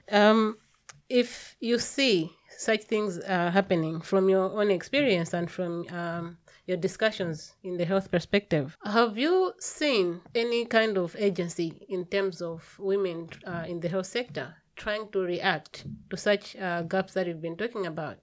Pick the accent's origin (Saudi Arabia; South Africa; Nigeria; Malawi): Malawi; I come from Malawi